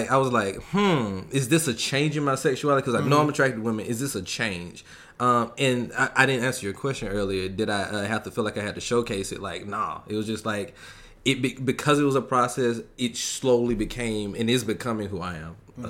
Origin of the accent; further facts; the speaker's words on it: Albany, Georgia, United States; now in California, United States; From Albany, Georgia.